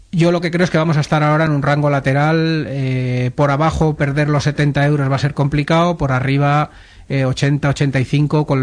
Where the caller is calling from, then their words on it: Madrid, Community of Madrid, Spain; Hola, buenas tardes. … de Madrid